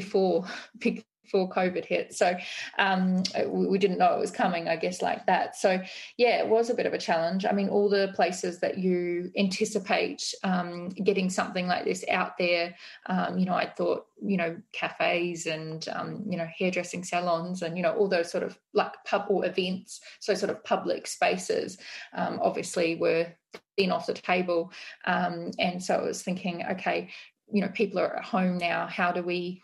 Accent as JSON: {"language": "English", "country": "Australia", "moved": "yes", "lives_now": "New Zealand", "said": "being an Australian"}